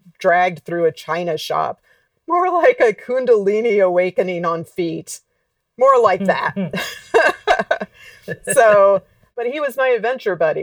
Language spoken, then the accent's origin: English; Alabama, United States; moved away; also born or lived in Los Angeles; I grew up in Alabama, not